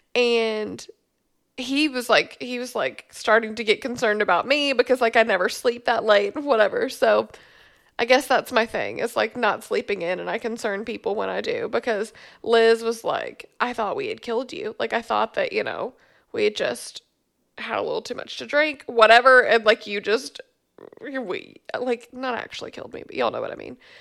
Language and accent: English; Memphis, Tennessee, United States; moved away as an adult; also born or lived in Bowling Green, Kentucky; now in Glasgow, Kentucky, United States; I grew up in Memphis, um, and then I moved to Bowling Green, Kentucky in two thousand twelve